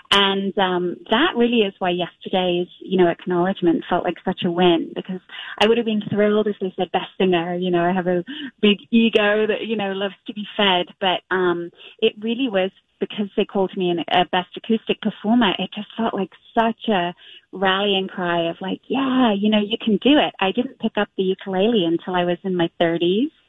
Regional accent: London, United Kingdom; now in Minneapolis, United States; I was a London girl. I mean, I'm born and raised in London, and um, so we kind of compromised on Minneapolis and never looked back.

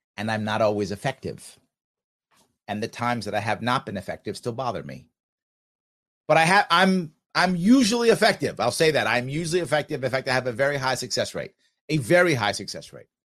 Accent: United States; I'm American.

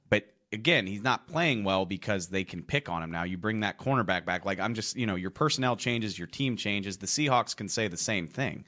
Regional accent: New Orleans, Louisiana, United States; moved away; I'm from New Orleans

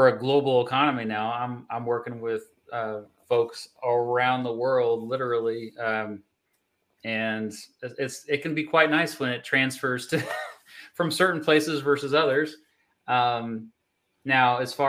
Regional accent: Kansas, United States; growing up in Kansas

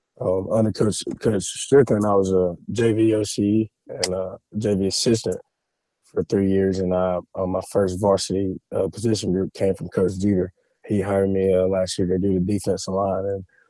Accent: Newberry, South Carolina, United States; I'm from Newberry, born and raised. I played ball at Newberry High, did a stint at Newberry College

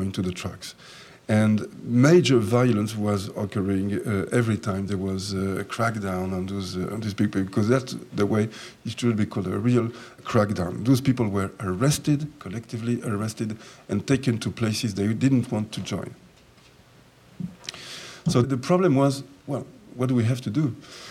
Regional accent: France; also born or lived in Jerusalem; I was born in Jerusalem, and I was brought up in France. When I came to France when I was 4 years of age.

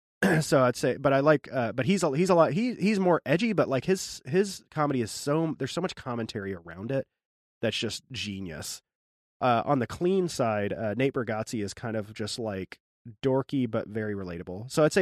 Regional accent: the Ozarks, United States; born there; I was born in the Ozarks. Oh, I have a lot of family in the Ozarks.

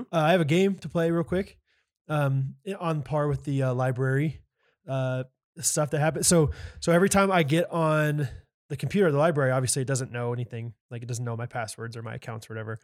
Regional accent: Olathe, Kansas, United States; my hometown of Olathe, Kansas

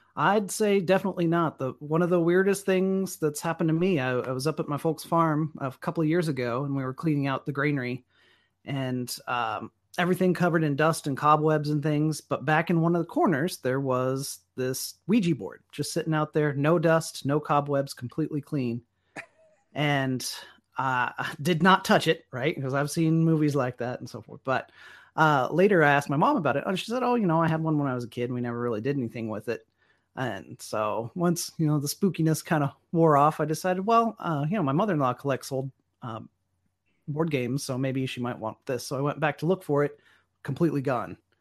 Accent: Enid, Oklahoma, United States; also born or lived in Norman, Oklahoma; I grew up outside of Enid, out on the old, uh, flat plains where you can see twenty miles in every direction.

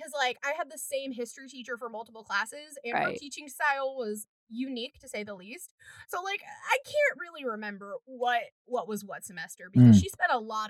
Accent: Edmond, Oklahoma, United States; I grew up in Edmond, Oklahoma

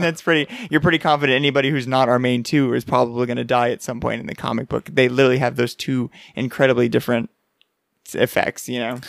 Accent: San Antonio, Texas, United States; we're from San Antonio that has a hockey team. We have the Rampage here

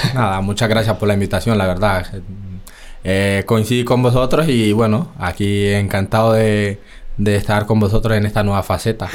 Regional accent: Chocó, Colombia; moved away as an adult; also born or lived in Bogotá, Colombia; now in Spain; yo soy colombiano, llevo ya aquí 11 años, cumplo ahora en, en noviembre. Y nada, inicié en el equipo de mi pueblo

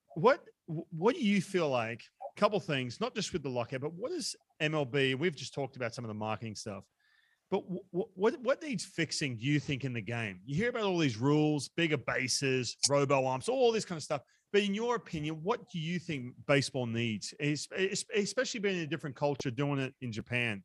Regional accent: Australia; now in United States; I was growing up in Australia

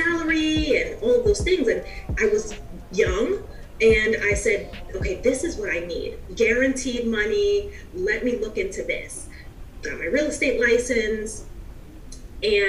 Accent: New York City, New York, United States; I'm originally from New York, from the Bronx.

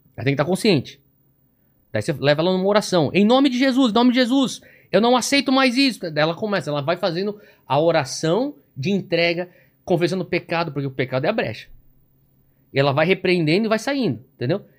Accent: São Paulo, Brazil; also born or lived in United States / Hawaii; pessoas com quem eu cresci, e meu círculo social crescendo aqui em São Paulo era escola e igreja e o pessoal do futebol

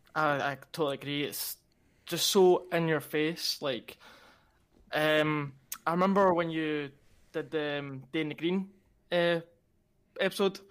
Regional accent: Glasgow, Scotland, United Kingdom; I come from Glasgow

